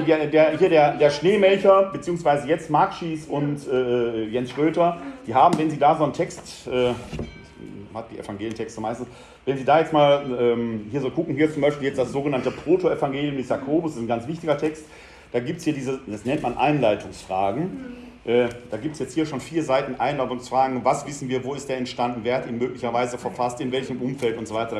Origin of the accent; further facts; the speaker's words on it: Essen, North Rhine-Westphalia, Germany; ich bin in Altendorf groß geworden, wo die Krupp-Fabriken standen